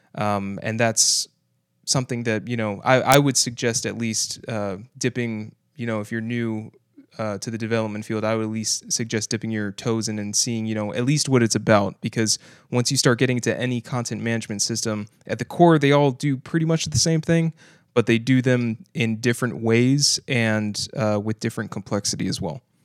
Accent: Kissimmee, Florida, United States; I grew up basically in Kissimmee, uh, for most of my life

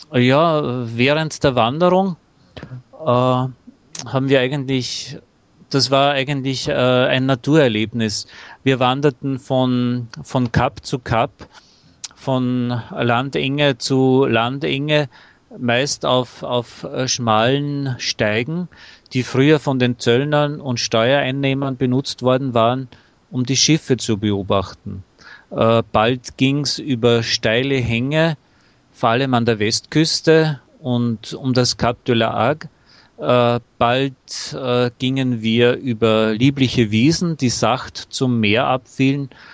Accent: Austria; nach Österreich zurückfuhr, ja. merkte ich, ähm, wie sehr ich mich doch nach meiner Heimat sehnte

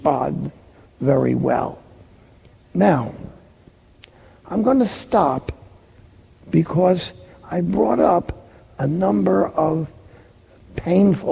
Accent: Jersey City, New Jersey, United States; I'm from Jersey City

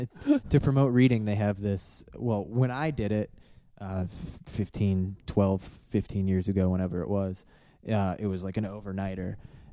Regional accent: Valparaiso, Indiana, United States; also born or lived in Illinois; here in Indiana. In Valparaiso, Indiana, when I moved here from Illinois, in third grade

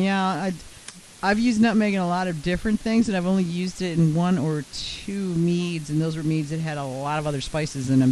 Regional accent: Central North Carolina, United States; I'm from Central North Carolina

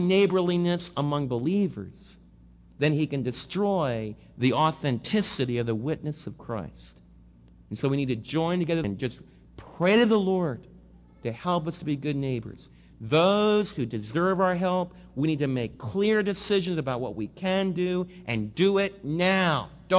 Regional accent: Northeast, United States; In fact, I came from the Northeast where you don't even look at people in the eye.

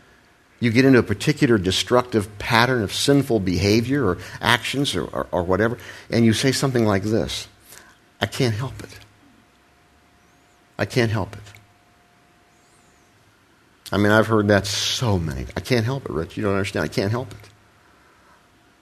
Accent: Ohio, United States; I was raised in Ohio in the Midwest

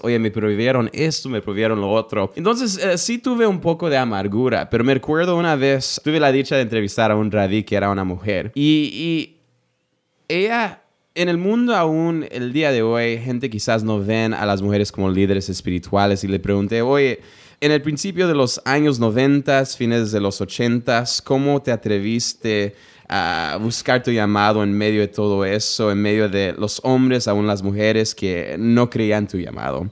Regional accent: United States; yo nací en los Estados Unidos

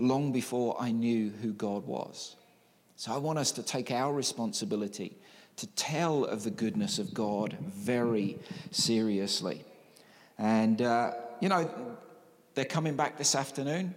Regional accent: Newfoundland and Labrador, Canada; when I grew up in Newfoundland and Labrador

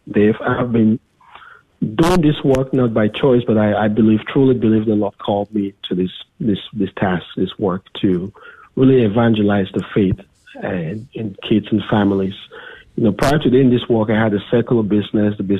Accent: Cameroon; moved away; from Cameroon, my home country

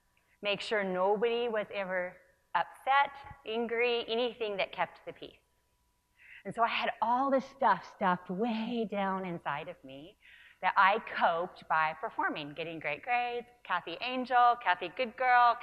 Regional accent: Northern California, United States; I was raised in Northern California

